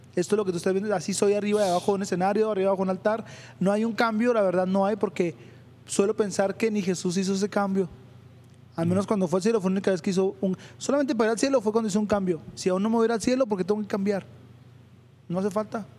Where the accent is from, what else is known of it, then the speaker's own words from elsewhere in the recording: Chihuahua, Mexico; Yo vivo en Chihuahua 2000, nací en Chihuahua 2000, es una colonia de Ciudad Chihuahua, aquí de México